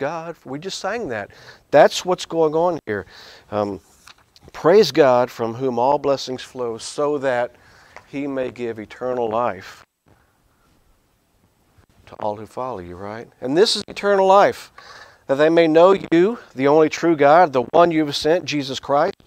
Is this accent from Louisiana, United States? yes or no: yes; Louisiana, United States; I grew up in Louisiana